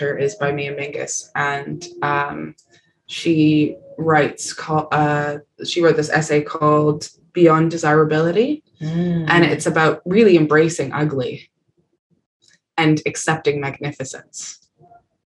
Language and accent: English; Canada; moved away; being Canadian, there's such an, and living in Canada